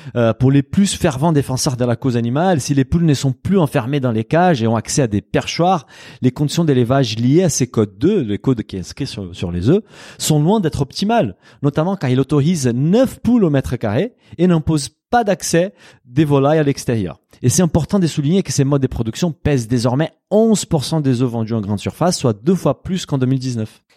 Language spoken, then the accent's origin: French; Brazil; moved away; Au Brésil, mon pays d'origine